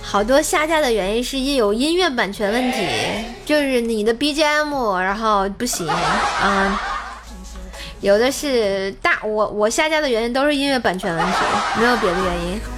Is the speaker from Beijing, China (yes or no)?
no; Tianjin, China; 我是天津人啊